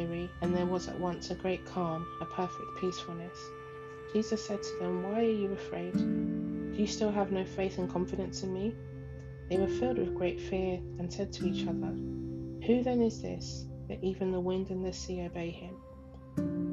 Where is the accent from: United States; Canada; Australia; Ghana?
Ghana; moved away; my home country, Ghana, my home.